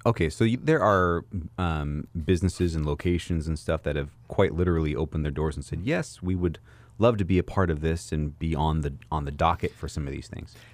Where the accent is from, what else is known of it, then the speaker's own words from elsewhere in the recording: Oregon coast, United States; also born or lived in California; So I grew up on the Oregon coast